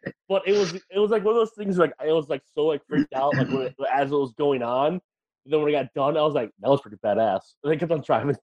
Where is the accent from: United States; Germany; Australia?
United States; Wisconsin; now in Texas, United States; I'm from Wisconsin originally